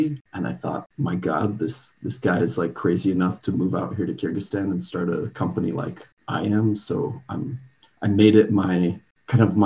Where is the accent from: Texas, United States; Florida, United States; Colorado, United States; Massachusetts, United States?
Colorado, United States; now in Ghent, Belgium; I grew up in Colorado